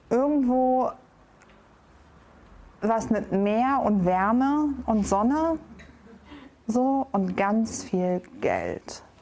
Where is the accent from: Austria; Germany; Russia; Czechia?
Germany; Düsseldorf, North Rhine-Westphalia; Genau, ich bin in Düsseldorf geboren und aufgewachsen.